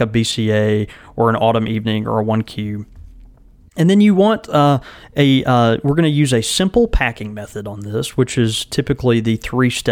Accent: the South, United States; we grew up in the South

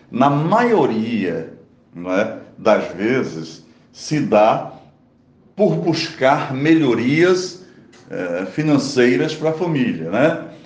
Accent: Pernambuco, Brazil; moved away; also born or lived in São Paulo; E eu também emigrei de Pernambuco

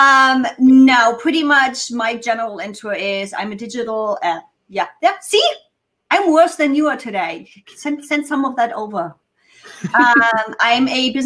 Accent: Germany; first language German; English is a second language; moved away as an adult; now in United States; I'm native German

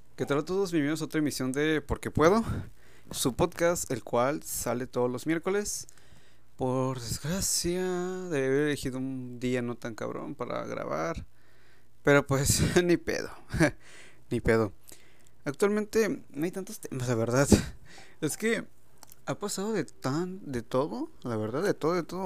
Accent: Mexico; ya saben cómo somos los mexicanos

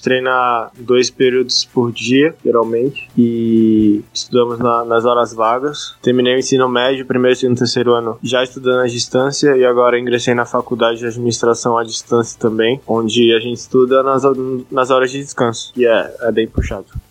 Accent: Recife, Pernambuco, Brazil; nasci em Recife, Pernambuco

